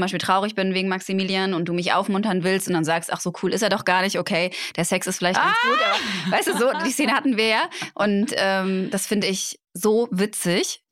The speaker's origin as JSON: {"language": "German", "town": "Cologne", "region": "North Rhine-Westphalia", "country": "Germany", "tie": "born or raised there"}